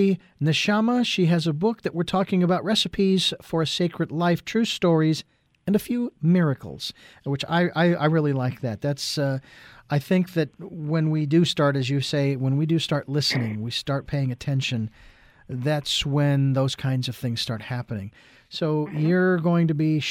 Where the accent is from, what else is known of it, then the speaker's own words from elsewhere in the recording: Phoenix, Arizona, United States; moved away; I was born and raised in Phoenix, Arizona